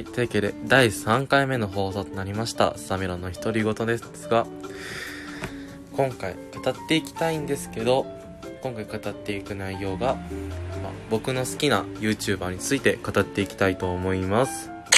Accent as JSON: {"language": "Japanese", "region": "Okayama", "country": "Japan", "tie": "born or raised there", "said": "僕もね岡山出身"}